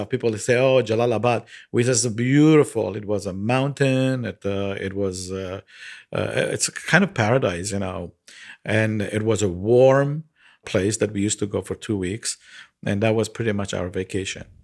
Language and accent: English; Jaffa, Tel Aviv District, Israel; basically, I grew up in Jaffa and went to Tel Aviv uh, for for high school.